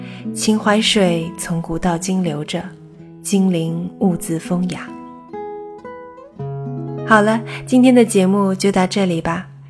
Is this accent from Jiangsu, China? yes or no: yes; Nanjing, Jiangsu, China; now in Los Angeles, United States; 作为一名土生土长的南京人